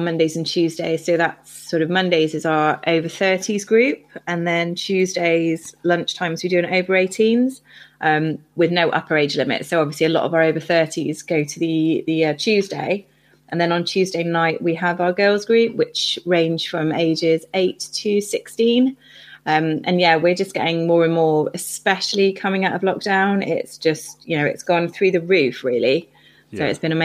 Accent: Bristol, South West England, United Kingdom; moved away as an adult; also born or lived in Cornwall; I grew up in Bristol

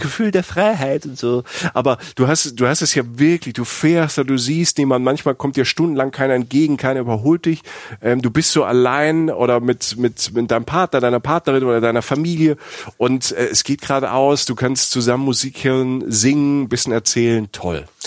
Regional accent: Germany

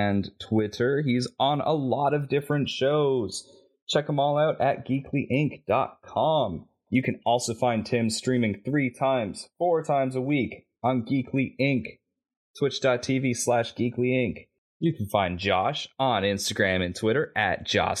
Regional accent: Canada; I'm Canadian.

